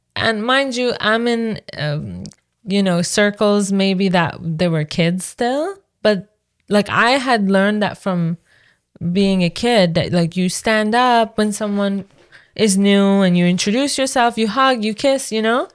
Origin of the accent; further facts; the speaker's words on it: Iran; now in Canada; It wasn't what I was used to from Iran